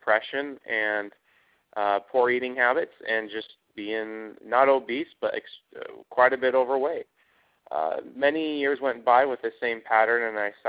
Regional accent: Idaho Falls, Idaho, United States; moved away as an adult; now in Dallas, United States; I'm from Idaho Falls, Idaho, and just grew up like any other potato farm boy, so to speak, within a small city, about 100,000 people, and ventured out as soon as I turned 18 and ended up in Dallas, Texas

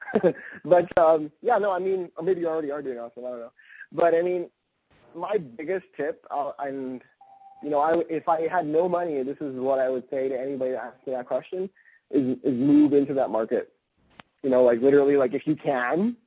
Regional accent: Canada; being Canadian myself

